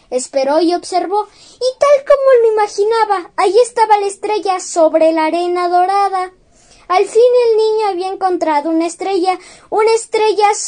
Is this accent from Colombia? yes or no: no; Mexico; Soy un niño mexicano de nueve años.